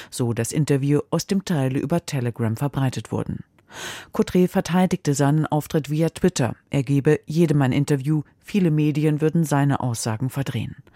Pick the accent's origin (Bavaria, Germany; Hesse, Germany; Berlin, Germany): Hesse, Germany; Meine Heimat ist Hessen. Hier bin ich verwurzelt